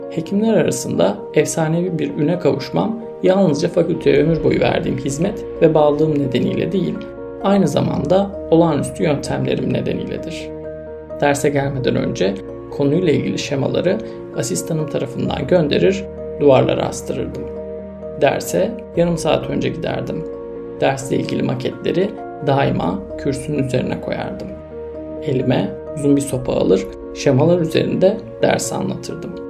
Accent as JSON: {"language": "Turkish", "region": "Istanbul", "country": "Turkey", "tie": "born there", "said": "1921 yılında İstanbul'da doğdum."}